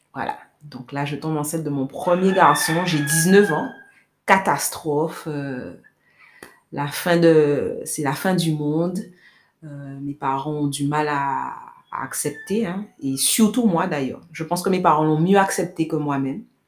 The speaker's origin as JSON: {"language": "French", "town": "Pointe-à-Pitre", "country": "Guadeloupe", "tie": "born or raised there", "said": "J'ai grandi à Pointe-à-Pitre"}